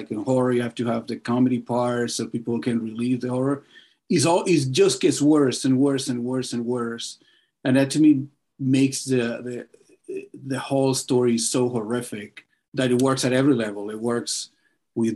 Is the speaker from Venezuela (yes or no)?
yes; Caracas, Capital District, Venezuela; now in Los Angeles, United States; I'm from Venezuela, from Caracas.